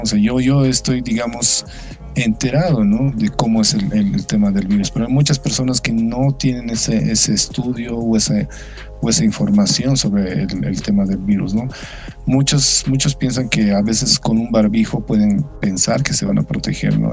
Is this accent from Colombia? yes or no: no; Bolivia; nos hemos ido educando como sociedad boliviana